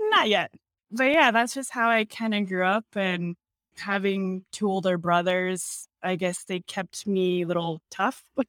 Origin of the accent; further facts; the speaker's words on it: Torrance, California, United States; I grew up in Torrance, California, which is a suburb just, like, thirty minutes outside of Los Angeles